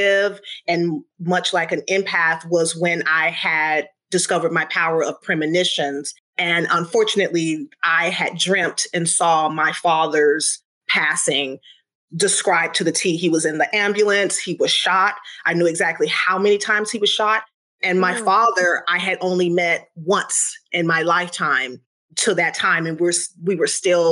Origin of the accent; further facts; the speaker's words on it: the South, United States; I grew up in the South.